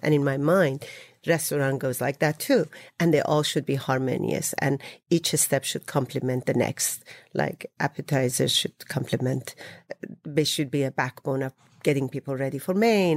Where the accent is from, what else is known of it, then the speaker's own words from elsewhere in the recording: Isfahan, Iran; moved away; I'm from Isfahan